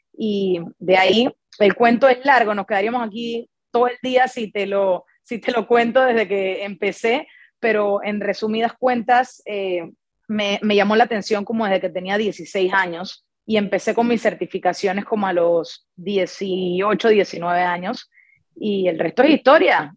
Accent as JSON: {"language": "Spanish", "country": "Panama", "said": "a mí que soy de Panamá"}